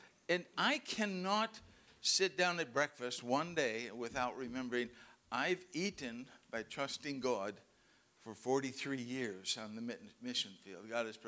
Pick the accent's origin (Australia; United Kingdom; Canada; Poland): Canada; Remember, I'm Canadian. This is the best place in the world.